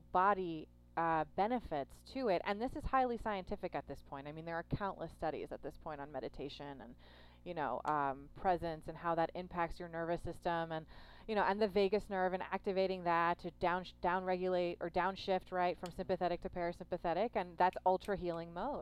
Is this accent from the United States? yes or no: yes; New York, United States; I'm a New Yorker